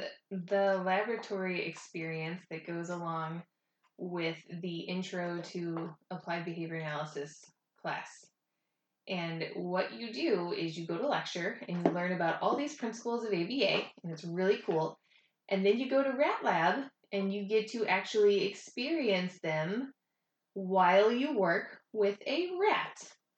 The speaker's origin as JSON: {"language": "English", "town": "New Orleans", "region": "Louisiana", "country": "United States", "tie": "born there", "also_born_or_lived": "Georgia / West Virginia / Virginia", "said": "So I was born in New Orleans, and then we started moving around. We moved a lot for my dad's work. After New Orleans, we moved to Georgia, and then West Virginia, and then Virginia, and then"}